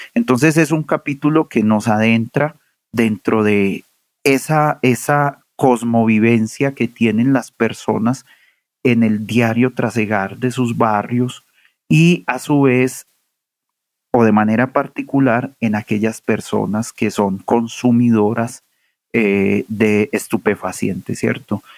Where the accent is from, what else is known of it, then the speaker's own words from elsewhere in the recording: Medellín, Antioquia, Colombia; moved away; Yo nací y crecí y me formé en Medellín